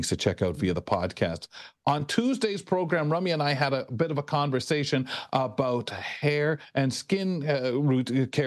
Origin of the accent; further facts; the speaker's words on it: Canada; also born or lived in London, Ontario; being fifth or so generation Canadian